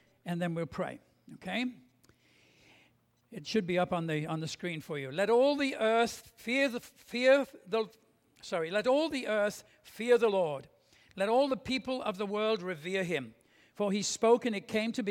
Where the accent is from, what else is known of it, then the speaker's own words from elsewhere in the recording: England, United Kingdom; I grew up in England just after the beginning of the Second World War.